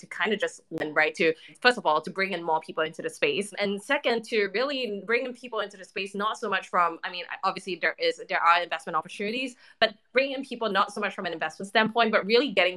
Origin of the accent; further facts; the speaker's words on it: Singapore; moved away as an adult; now in Los Angeles, United States; I'm from Singapore originally, so I'm Singapore born and raised. I now live in LA, but I only moved here about 18 months ago.